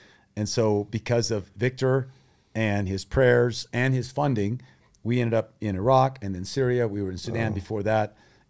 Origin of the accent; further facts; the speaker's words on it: Thailand; I grew up in Thailand as a missionary kid. My parents are still missionaries.